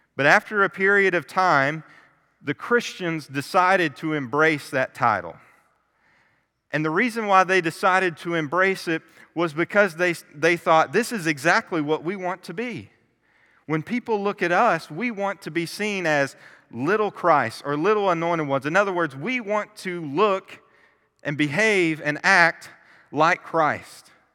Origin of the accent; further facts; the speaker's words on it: Kentucky, United States; I was born and raised in Kentucky